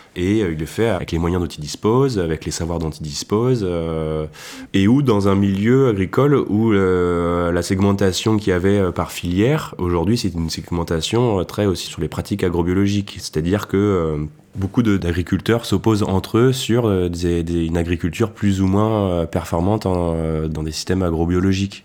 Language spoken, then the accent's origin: French; Lantilly, near Beaujolais, Auvergne-Rhône-Alpes, France; j'ai grandi à Lantilly, un village qui est situé à deux pas du Beaujolais